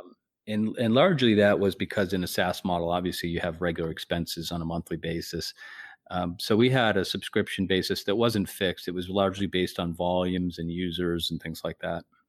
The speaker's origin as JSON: {"language": "English", "town": "Whitman", "region": "Massachusetts", "country": "United States", "tie": "born or raised there", "said": "I grew up in the South Shore in a little town called Whitman."}